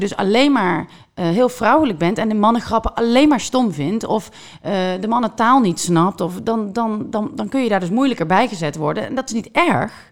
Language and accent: Dutch; Netherlands